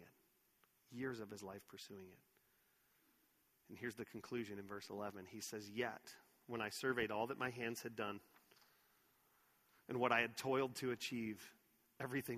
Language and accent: English; Texas, United States; growing up in Texas